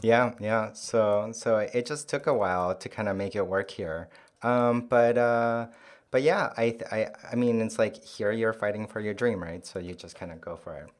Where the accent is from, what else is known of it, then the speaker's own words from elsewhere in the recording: Santiago, Santiago Metropolitan Region, Chile; first language Korean; English is a second language; moved away as an adult; now in New York, United States; I was born in Santiago, uh, and then I lived there um, till I finished high school and moved to New York um, to go to college um, in 2000.